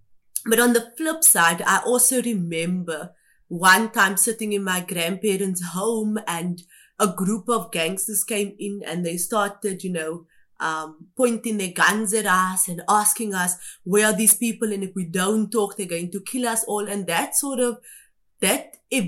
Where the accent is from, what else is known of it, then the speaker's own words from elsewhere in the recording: Kimberley, Northern Cape, South Africa; born there; So with me, I was born in Kimberley, which is the Northern Cape. It's a province here in South Africa.